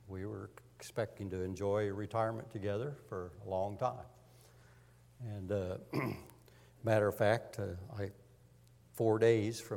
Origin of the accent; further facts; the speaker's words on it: Montgomery County, Indiana, United States; I grew up in Montgomery County, so I'm a native.